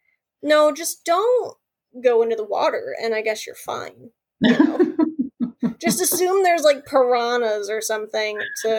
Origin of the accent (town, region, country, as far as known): Michigan, United States